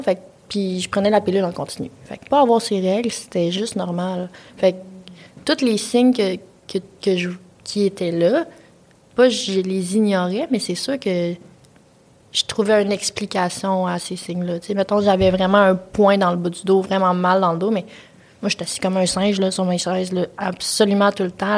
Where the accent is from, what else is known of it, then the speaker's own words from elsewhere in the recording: Quebec City, Quebec, Canada; moved away as an adult; moi, je viens de Québec, fait que je vis pas chez mes parents, mes parents sont loin